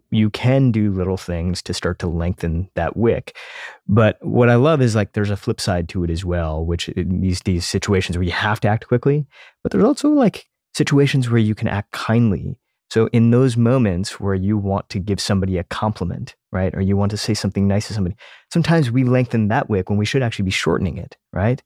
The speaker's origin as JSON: {"language": "English", "country": "United States", "tie": "born or raised there", "said": "as an Indian kid growing up in the United States"}